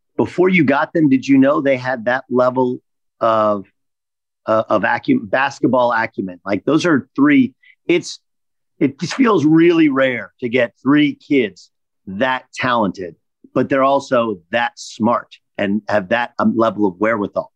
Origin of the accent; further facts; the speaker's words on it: Orange County, California, United States; I grew up in Orange County